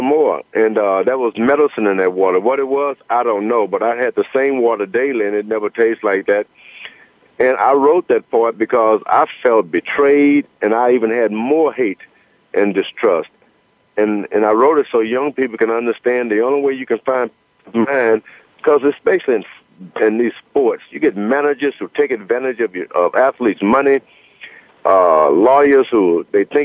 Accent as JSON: {"language": "English", "country": "United States", "said": "I was from America"}